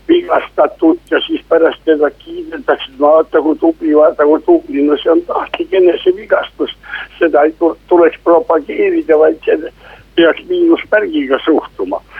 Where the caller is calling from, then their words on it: Tartu, Tartu County, Estonia; no tervist, jõudu tööle, ma aitan saadet siis, siis sisustada